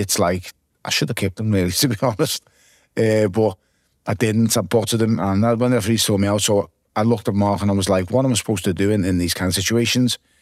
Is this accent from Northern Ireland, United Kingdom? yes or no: no; Liverpool, North West England, United Kingdom; growing up in the south end